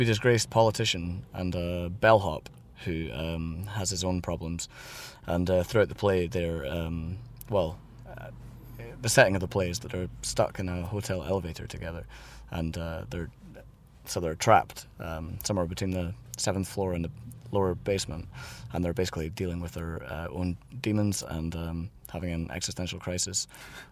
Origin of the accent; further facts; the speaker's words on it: Edinburgh, Scotland, United Kingdom; moved away as an adult; now in Berlin, Germany; I grew up in Edinburgh